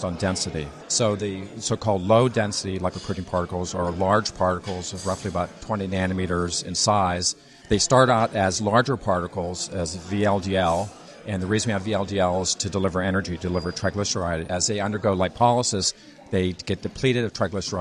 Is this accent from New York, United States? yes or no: no; Pittsburgh, Pennsylvania, United States; now in Bethesda, Maryland, United States; I'm actually originally from Pittsburgh